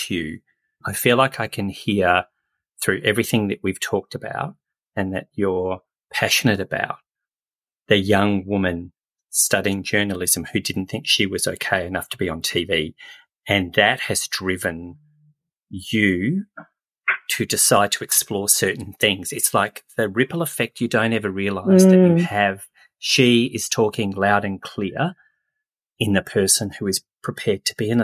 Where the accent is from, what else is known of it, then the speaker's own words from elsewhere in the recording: Adelaide, South Australia, Australia; I grew up in Adelaide, so I'm an Adelaide boy